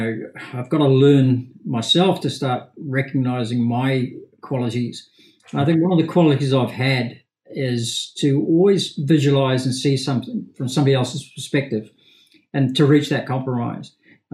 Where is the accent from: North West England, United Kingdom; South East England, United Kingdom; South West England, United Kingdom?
North West England, United Kingdom; Liverpool; born there; I suppose, Campbell, despite my accent, I was actually born in Liverpool in the UK. But didn't really spend a lot of time in Liverpool.